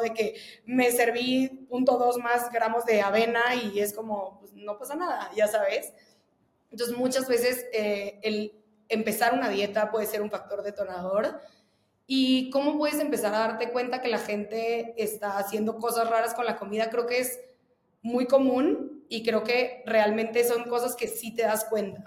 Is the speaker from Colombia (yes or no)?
no; Veracruz, Mexico; moved away; yo soy de Veracruz y, justo como que creo que el ambiente en el que yo crecí y en el que viví prácticamente, la, bueno, más de la mitad de mi vida